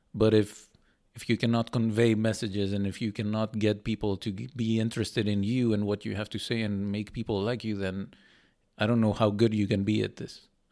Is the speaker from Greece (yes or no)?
yes; Greece; moved away as an adult; now in Netherlands; I went back to Greece.